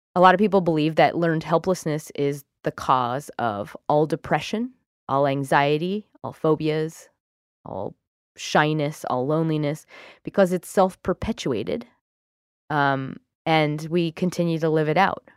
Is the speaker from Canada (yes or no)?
no; United Kingdom; I'm British